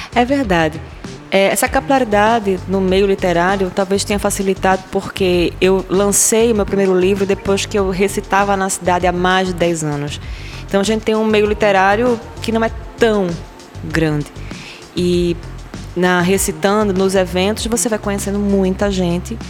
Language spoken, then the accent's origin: Portuguese; Recife, Pernambuco, Brazil; Eu nasci na zona oeste da cidade do Recife, nesses bairros que eu citei agora há pouco. E no meu bairro, ali em Areias, Estância